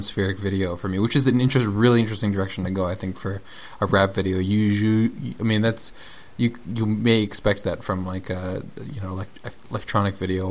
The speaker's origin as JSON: {"language": "English", "region": "South Florida", "country": "United States", "tie": "born or raised there", "said": "growing up in South Florida"}